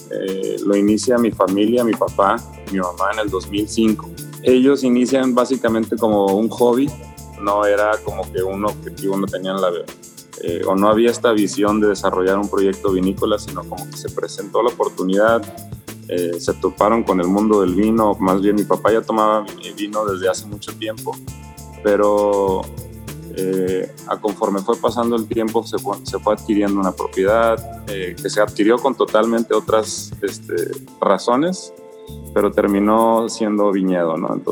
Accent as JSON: {"language": "Spanish", "town": "Ensenada", "region": "Baja California", "country": "Mexico", "tie": "born or raised there", "said": "eh, soy de aquí de Ensenada, nacido en Ensenada, soy ingeniero civil de profesión"}